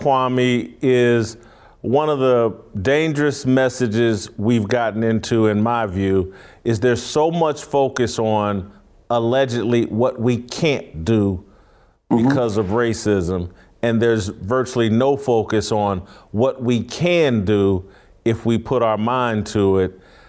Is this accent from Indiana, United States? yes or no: yes; Indianapolis, Indiana, United States; I grew up in Indianapolis. My father owned a bar in the inner city.